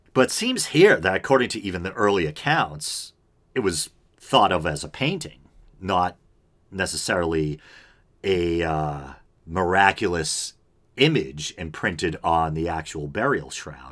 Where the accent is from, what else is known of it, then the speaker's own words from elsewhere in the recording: United States; I was raised here in America